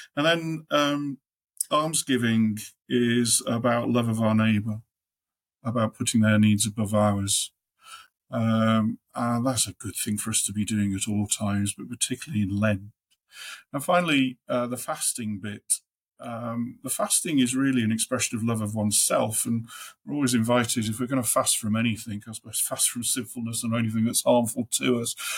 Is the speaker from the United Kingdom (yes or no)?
yes; Midlands, United Kingdom; moved away as an adult; also born or lived in Staffordshire / Black Country; now in Newcastle, United Kingdom; I'm from the Midlands